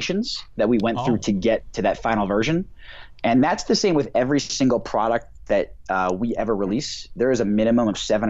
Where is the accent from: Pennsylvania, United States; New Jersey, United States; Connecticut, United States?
New Jersey, United States; now in Denver, United States; I grew up in New Jersey, the New York City area.